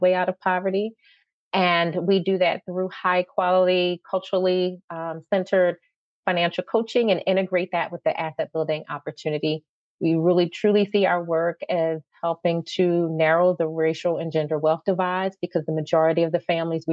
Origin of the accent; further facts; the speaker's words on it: Philadelphia, Pennsylvania, United States; moved away as an adult; So I am a North Philly girl, born and raised, although I have spent time in other parts of our fair country and also other parts of the world. But Philly is my home, and I've come back here, and I never let go of my accent